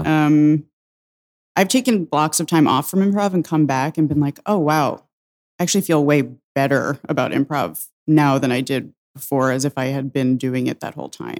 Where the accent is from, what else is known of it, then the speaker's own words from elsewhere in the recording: Suffern, New York, United States; also born or lived in Saratoga Springs, New York; I'm from Suffern, New York. It's, uh, in Rockland County